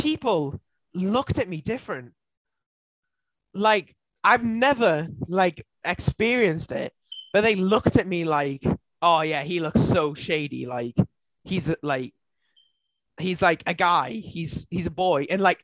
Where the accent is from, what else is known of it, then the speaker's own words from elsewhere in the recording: between Newcastle and Scotland, North East England, United Kingdom; I'm from like in between Newcastle and Scotland